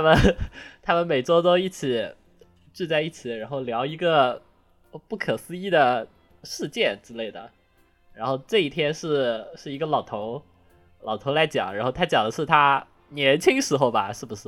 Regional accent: southern China, China; accent: southern accent; 他们觉得我的南方口音很严重

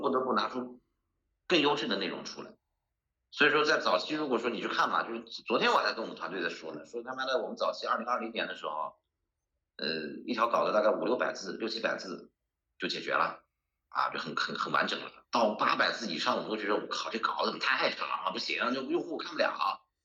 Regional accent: Hangzhou, Zhejiang, China; 我作为一个土生土长的资深杭州人

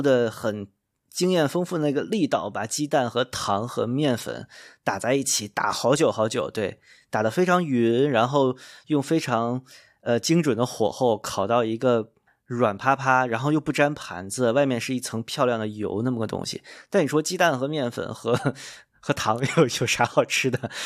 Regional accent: Beijing, China; 作为北京人，可能我稍微遗留一点的北京基因

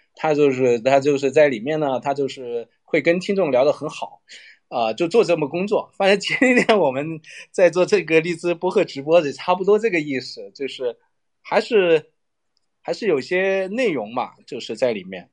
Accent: China; 我在特区长大，就是我们那个是一个打口碟的一个， 一个集散中心

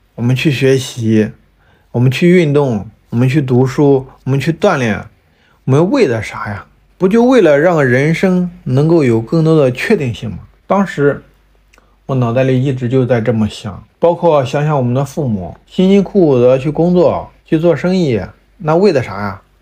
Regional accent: Shandong, China; 尤其是对于我们山东人来说，爸妈从小都告诉我，做一个铁饭碗儿，去考公务员

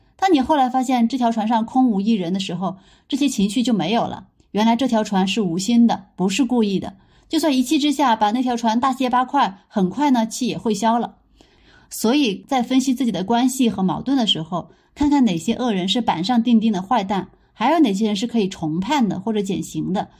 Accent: Sichuan, China; 我们四川人

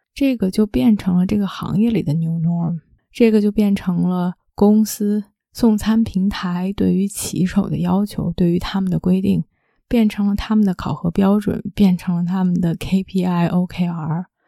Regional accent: Beijing, China; moved away as an adult; 前两天刚刚回到北京，我虽然是在北京出生长大，但是十八岁的时候就去另外一个城市读大学，之后出国就非常非常少地回来

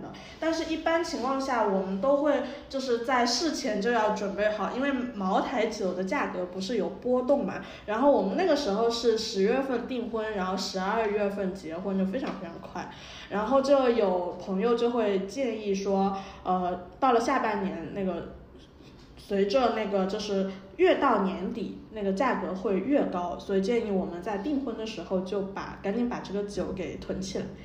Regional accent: Wenzhou, Zhejiang, China; 然后我是温州陆城的嘛

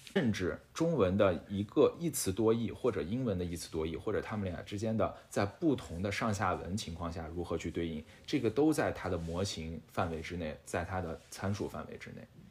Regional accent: China; 我们中国人从来在跟随上面，我感觉没有输过

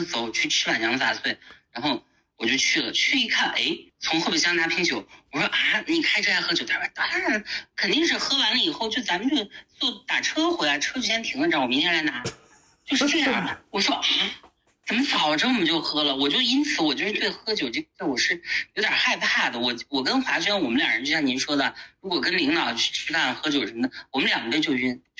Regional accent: Northwest China, China; 长沙跟咱们西，连跟我们西北人的这个模式都不一样

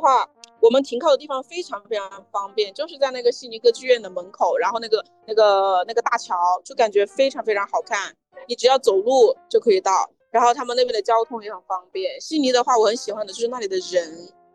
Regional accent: China; 因为我当时辞职的时候是在中国的时候

